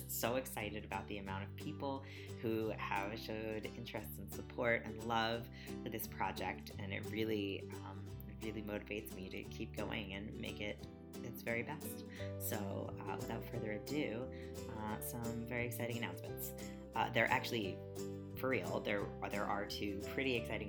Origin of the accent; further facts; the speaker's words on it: United States; growing up in America with conservative parents